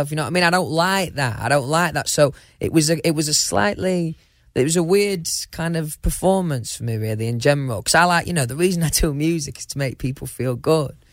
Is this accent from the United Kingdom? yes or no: yes; United Kingdom; I'm quite British, right?